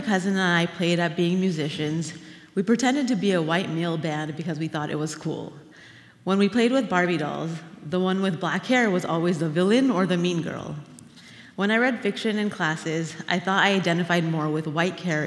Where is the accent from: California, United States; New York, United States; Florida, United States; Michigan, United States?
California, United States; Orange County; growing up in Orange County as the only Muslim student